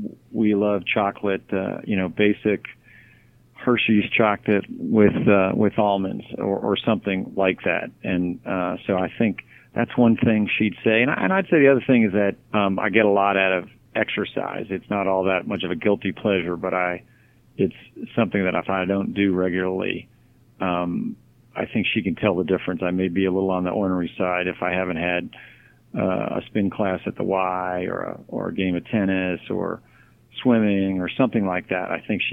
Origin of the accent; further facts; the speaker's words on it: Japan; born there; also born or lived in Texas / Maryland / Florida / North Carolina; I was born in Japan, and Texas, Maryland, then Florida, North Carolina, back to Maryland, back to Florida, then to Virginia.